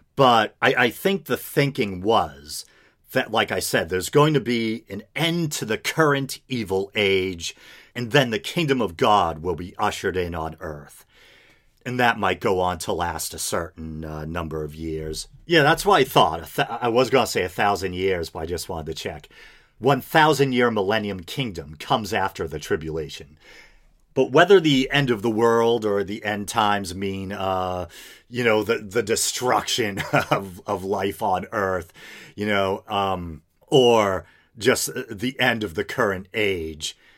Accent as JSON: {"language": "English", "country": "United States", "said": "as an American"}